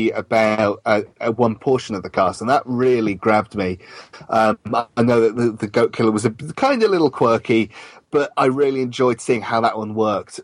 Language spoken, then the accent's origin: English; London, United Kingdom; I'm British and I come from London